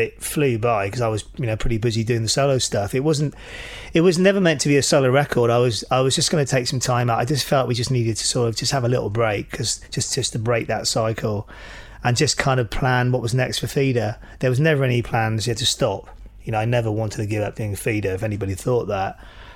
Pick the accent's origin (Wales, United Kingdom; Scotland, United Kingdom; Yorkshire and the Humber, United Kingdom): Wales, United Kingdom; when I was growing up in Wales